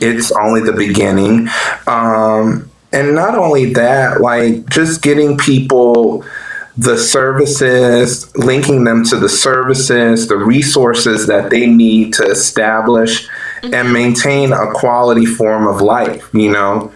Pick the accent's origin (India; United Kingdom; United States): United States; New Orleans, Louisiana; moved away as an adult; I am from New Orleans, Louisiana, born and raised.